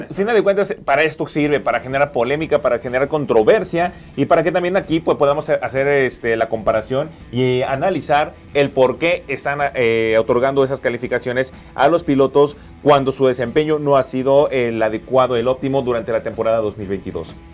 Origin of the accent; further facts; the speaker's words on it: Mexico; como mexicanos